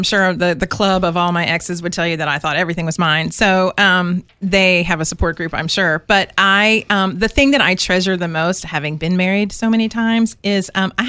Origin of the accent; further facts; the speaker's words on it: outside D.C., Maryland, United States; now in Savannah, United States; I was born in Maryland. That's right. Yeah, outside of D.C.